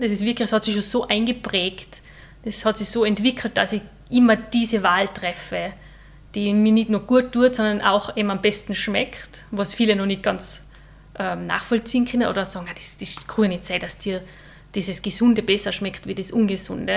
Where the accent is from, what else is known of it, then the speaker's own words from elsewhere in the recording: St. Johann in Tirol, Tyrol, Austria; ich komme aus St. Johann in Tirol